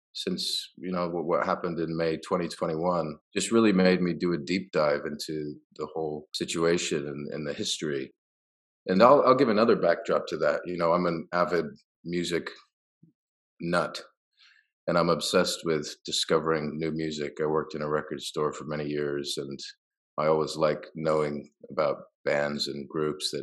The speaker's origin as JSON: {"language": "English", "region": "Ohio", "country": "United States", "tie": "born or raised there", "also_born_or_lived": "Beirut, Lebanon", "said": "ended up in Lebanon, which is where I was born, in Beirut. And suppose growing up in Ohio, because my dad is Irish-American, and he had his connections there, managed to get a job at Antioch University. And so by fluke, I suppose a little luck, I ended up growing up there"}